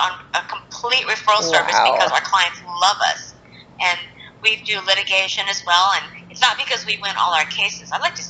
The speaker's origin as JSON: {"language": "English", "country": "Japan", "tie": "born there", "said": "So I'm half Japanese and I was born in Japan"}